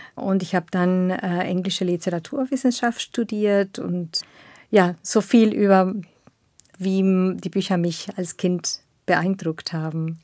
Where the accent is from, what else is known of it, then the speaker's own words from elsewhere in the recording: northern Argentina, Argentina; German is a second language; now in Berlin, Germany; ich bin in eine kleine Stadt aufgewachsen in Nordargentinien